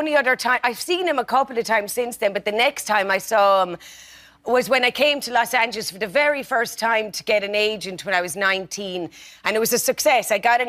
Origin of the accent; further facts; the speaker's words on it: Tipperary, Ireland; I'm from Tipperary.